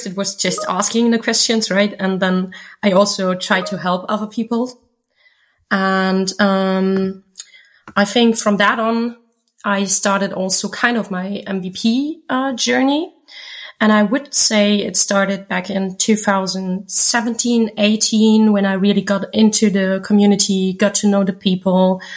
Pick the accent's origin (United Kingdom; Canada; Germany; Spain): Germany; also born or lived in near Cologne and Wuppertal; I come from Germany, living in the near of Cologne and Wuppertal